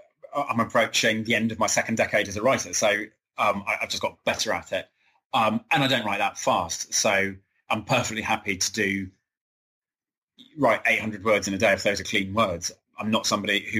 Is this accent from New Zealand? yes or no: no; England, United Kingdom; I'm an English man.